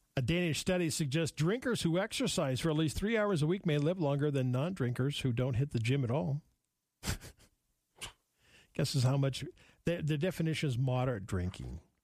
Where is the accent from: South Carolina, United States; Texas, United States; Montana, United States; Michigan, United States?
Montana, United States; outside of Billings; growing up outside of Billings